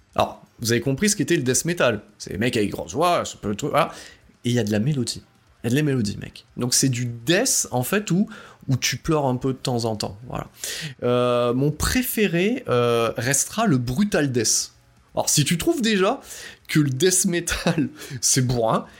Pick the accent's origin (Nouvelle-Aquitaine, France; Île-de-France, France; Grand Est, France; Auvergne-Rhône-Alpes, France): Auvergne-Rhône-Alpes, France; Drôme Provençale; je viens de la Drôme-Provençale